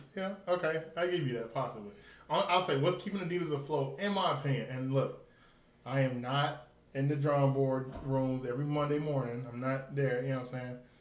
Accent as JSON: {"language": "English", "town": "Nashville", "region": "Tennessee", "country": "United States", "moved": "yes", "said": "I'm from Nashville, so um, I don't like living there, but I am from Nashville, North Six, East Side"}